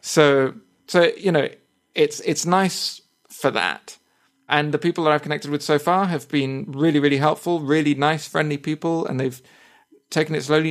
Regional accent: United Kingdom; accent: British English; first language English; I say that I am a native speaker of, of English, and I also put that, that I'm a British English speaker

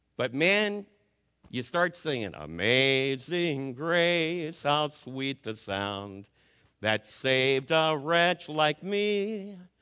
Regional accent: Florida, United States; also born or lived in Scrun Lake; now in Texas, United States; As a little kid growing up in Florida, when I was in high school, I used to go down to Fort Lauderdale on my breaks

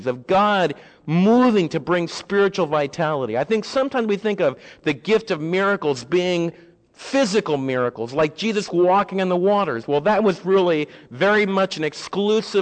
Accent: United States; As American believers

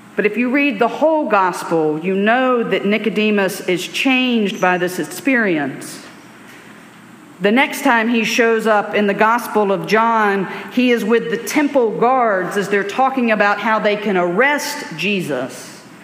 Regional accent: Alabama, United States; I grew up in Alabama in the 1980s, 1990s.

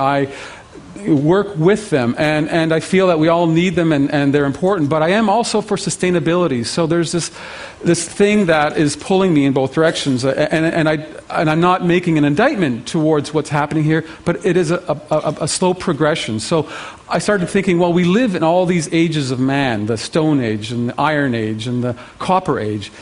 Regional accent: Canada; as a Canadian

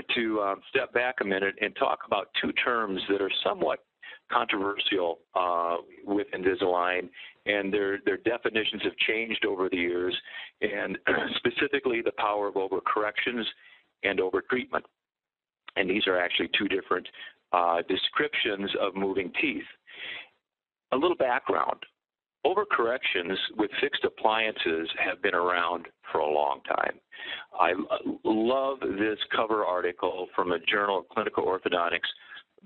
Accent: Iowa City, Iowa, United States; now in Minnesota, United States; Originally an Iowa boy, born and raised in Iowa City, Iowa. Went to Minnesota and have been in private practice all these years

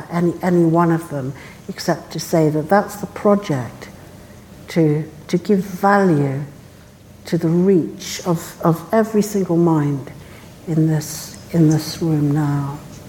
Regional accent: South Africa; born there; I was born in South Africa, and I saw the struggle to make a democracy

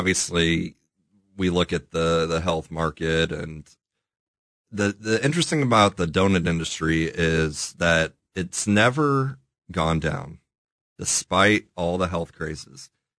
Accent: Kansas City, United States; also born or lived in Omaha, Nebraska; Kansas City born and raised.

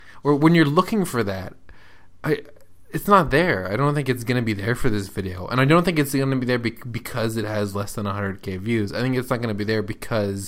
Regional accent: United States; us as American viewers

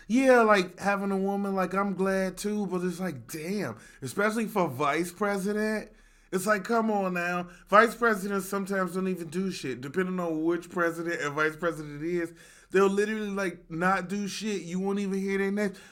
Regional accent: Chicago, Illinois, United States; two rude boys from Chicago

